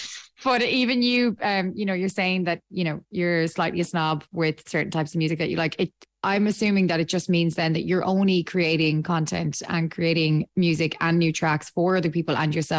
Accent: Ireland; I'm not just being biased because I am Irish

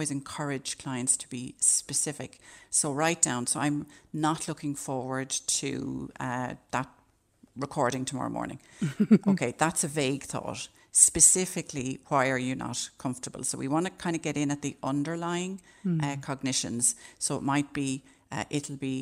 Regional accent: Ireland; as Irish people

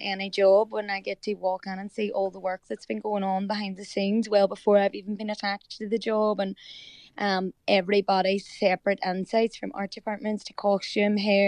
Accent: Derry, Northern Ireland, United Kingdom; also born or lived in County Donegal, Ireland; now in Liverpool, United Kingdom; Of course I'm a Derry girl

